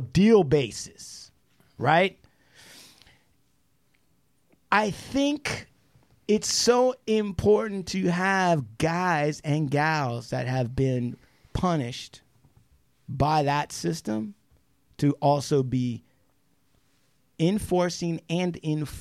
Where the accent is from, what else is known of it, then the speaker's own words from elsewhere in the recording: United States; I'm an American